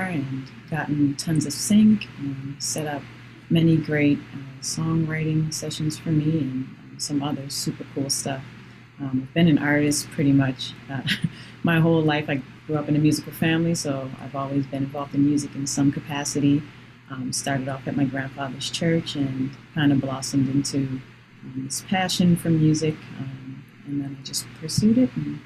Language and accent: English; North Preston, Nova Scotia, Canada; I'm from North Preston, Nova Scotia.